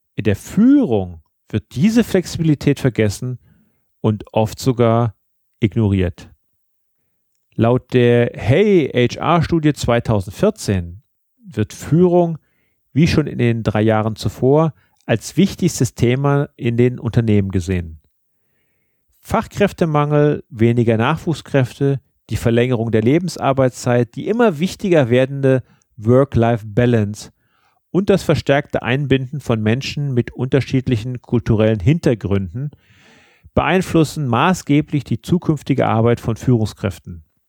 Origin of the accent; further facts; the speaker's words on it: Germany; bei uns in Deutschland